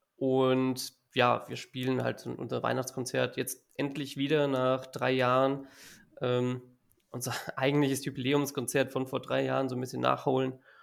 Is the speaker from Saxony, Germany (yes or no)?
no; area of Giessen, Hesse, Germany; ich komme aus der Gegend von Gießen in Hessen